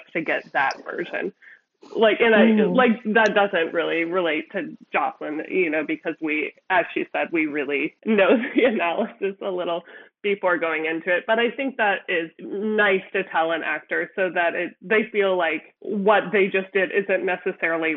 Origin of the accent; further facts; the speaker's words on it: Midwest, United States; I come from the Midwest